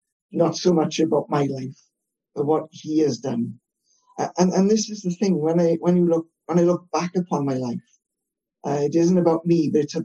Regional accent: Wales, United Kingdom; I'm Welsh, live in Wales

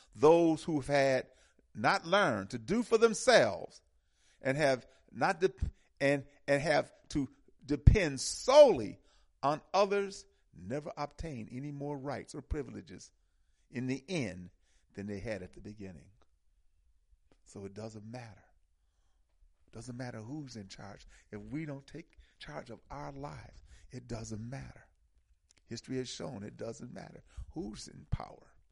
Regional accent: Milwaukee, Wisconsin, United States; moved away; I'm from Milwaukee

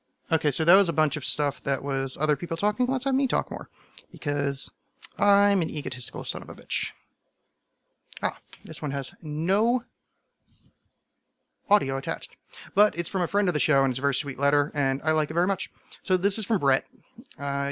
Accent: United States; I'm American

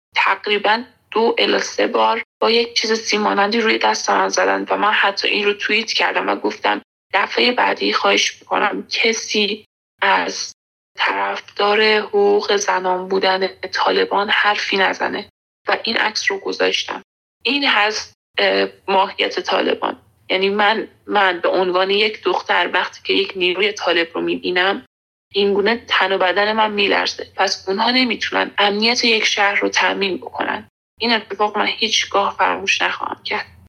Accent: Iran; moved away as an adult; also born or lived in Afghanistan; now in Kabul, Afghanistan; من در ایران بزرگ شدم یعنی من افغانستان به دنیا اومدم

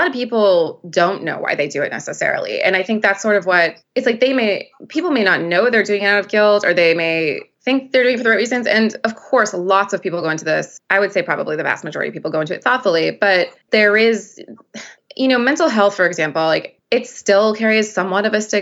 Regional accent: Midwest, United States; now in New York City, United States; growing up in the Midwest

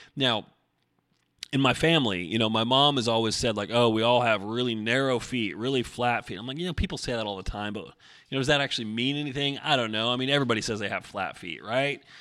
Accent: Oregon, United States; I grew up in Oregon

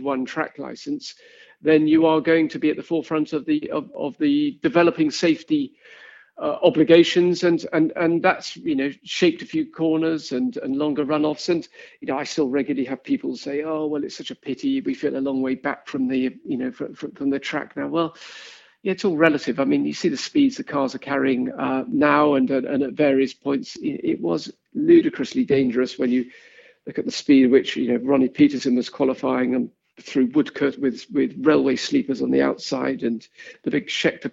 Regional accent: Kent, South East England, United Kingdom; I grew up in Kent

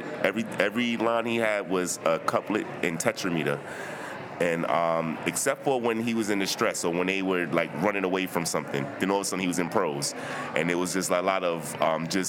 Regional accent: New York City, New York, United States; I'm from Brooklyn

